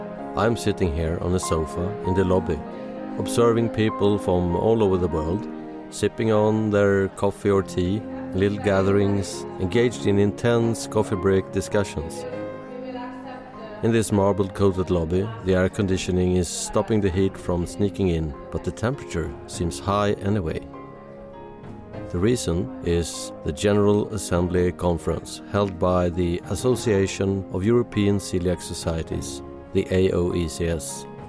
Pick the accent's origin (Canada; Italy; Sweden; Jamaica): Sweden; I'm from Sweden.